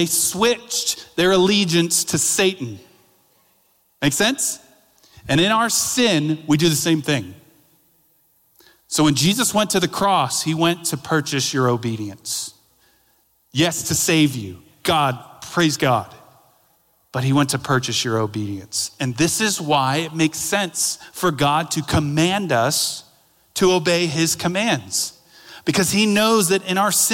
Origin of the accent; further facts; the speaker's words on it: Daytona Beach, Florida, United States; moved away; my hometown of Daytona Beach